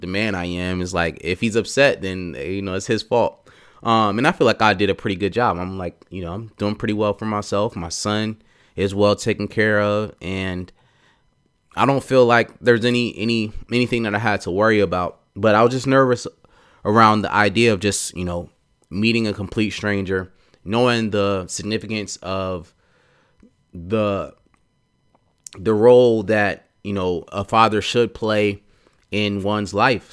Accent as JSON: {"language": "English", "town": "Atlanta", "region": "Georgia", "country": "United States", "tie": "born or raised there", "said": "I grew up in Atlanta, so I say y'all. I talk slow"}